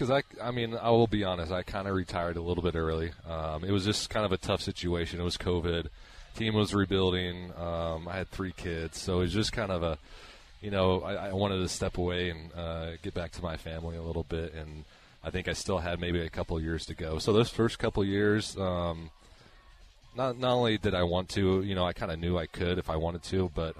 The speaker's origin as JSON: {"language": "English", "region": "Nebraska", "country": "United States", "said": "I grew up a Kansas City fan, and, you know, I'd make those drives from Nebraska, you know, pretty much every summer."}